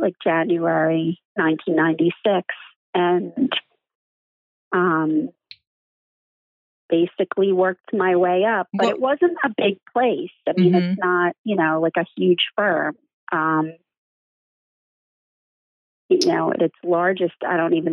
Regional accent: Philadelphia, Pennsylvania, United States; as a Philadelphian

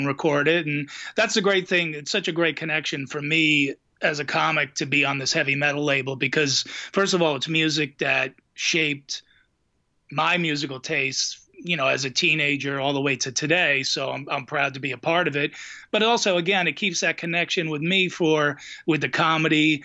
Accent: New Jersey, United States; we're two idiots from New Jersey.

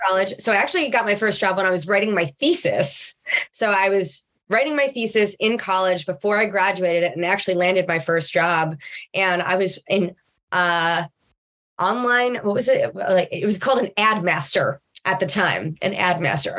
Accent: Long Island, New York, United States; I grew up in Long Island, uh, in New York, but on the on the Gold Coast, as they would refer to it

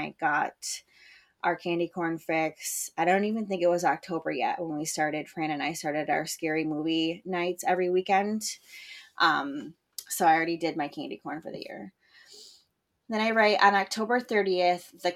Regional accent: Western Michigan, United States; moved away as an adult; also born or lived in California; now in Michigan, United States; growing up in Western Michigan

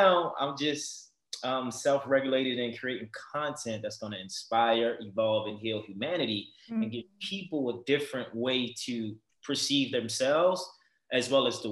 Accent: Baltimore, Maryland, United States; moved away as an adult; also born or lived in Virginia; now in Los Angeles, United States; I'm from Baltimore, Maryland, born and raised

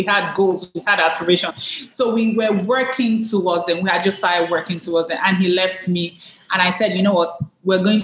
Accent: Nigeria; I'm Nigerian

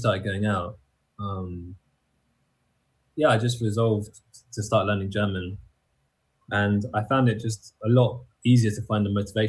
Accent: London, United Kingdom; moved away as an adult; now in Austria; I grew up in London, which is kind of standard dialect.

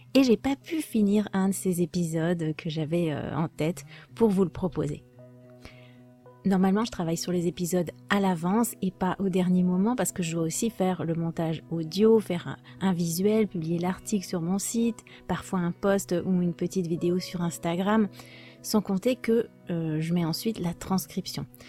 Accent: France; je suis française

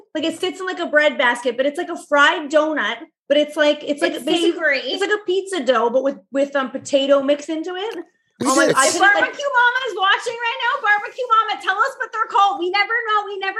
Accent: Canada; So we're very Canadian Italian. We don't speak Italian.

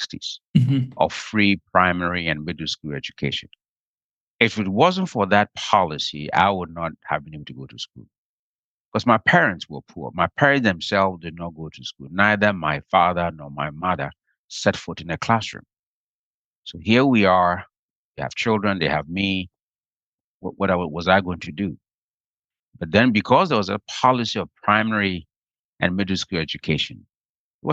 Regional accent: Ghana; now in Washington, D.C., United States; Growing up in Ghana, especially during the hunger season

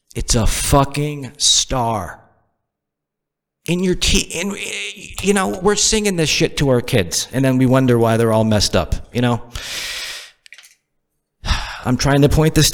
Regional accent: Northeast, United States; moved away as an adult; also born or lived in the South (US); now in Southern United States; I'm from the Northeast. And of course, when you're born and raised in the Northeast and you've only lived in the South for a couple years

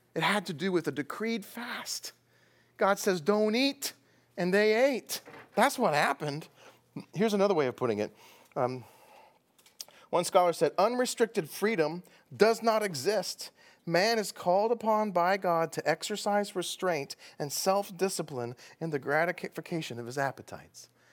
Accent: Texas, United States; Where I come from, that's food. I'm from Texas.

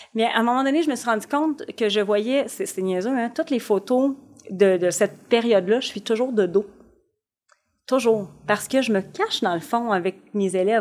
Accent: Shawinigan, Quebec, Canada; je viens quand même d'un petit milieu, je viens de Shawinigan

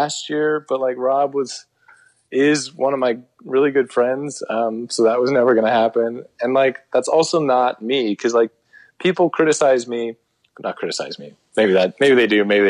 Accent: United States

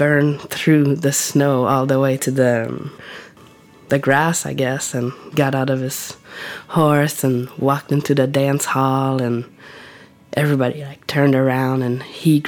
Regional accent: Matapédia Valley, Gaspésie, Quebec, Canada; now in Whitehorse, Canada; maybe half an hour from my hometown in the Matapédia Valley.

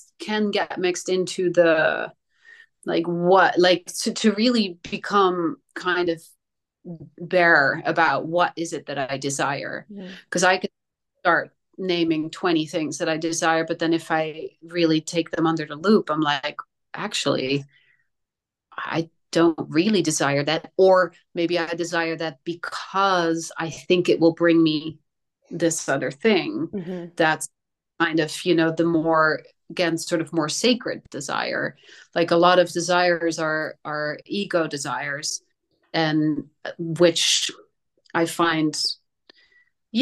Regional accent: Netherlands; moved away; I grew up in Holland.

